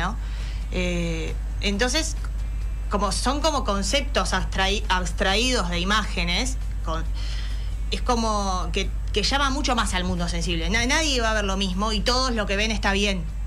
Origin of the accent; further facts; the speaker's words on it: San Fernando, Buenos Aires Province, Argentina; moved away as an adult; now in Carmelo, Uruguay; yo soy de San Fernando